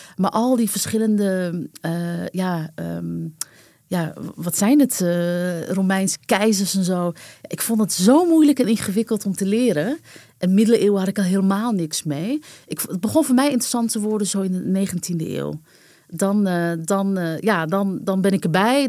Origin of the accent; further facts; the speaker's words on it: Amsterdam, North Holland, Netherlands; also born or lived in New Jersey; Wij waren allebei Amsterdammer